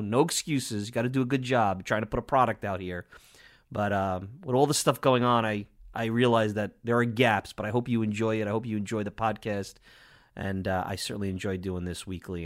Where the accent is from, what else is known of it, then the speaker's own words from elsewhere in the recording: New York, United States; accent: New York; my New York accent